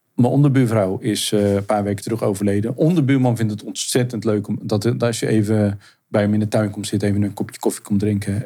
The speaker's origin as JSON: {"language": "Dutch", "region": "Zeeland", "country": "Netherlands", "tie": "born or raised there", "said": "Ik, ik ben in, in Zeeland eh, ben ik geboren en opgegroeid"}